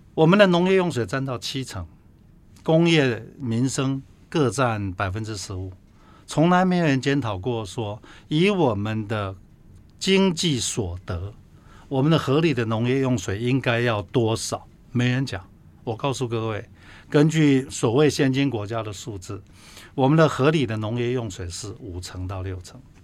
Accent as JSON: {"language": "Chinese", "country": "Taiwan", "said": "我们台湾人"}